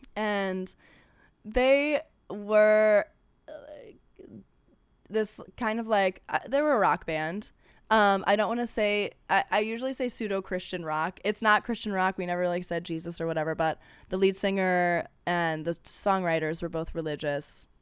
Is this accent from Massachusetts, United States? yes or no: no; Ohio, United States; now in Los Angeles, United States; I'm from Ohio.